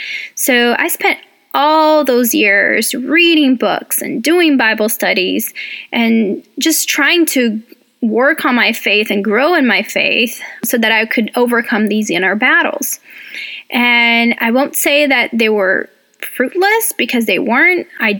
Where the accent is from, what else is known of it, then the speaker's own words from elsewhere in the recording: Brazil; English is a second language; now in United States; welcome. I'm originally from Brazil, but I have lived in the U.S. longer than I have in Brazil. So I've been here for about 18 years